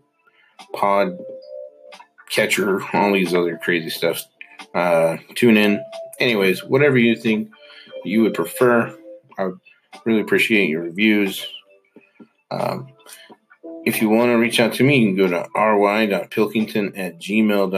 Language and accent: English; Hyrum, Utah, United States; I grew up in Hiram, Utah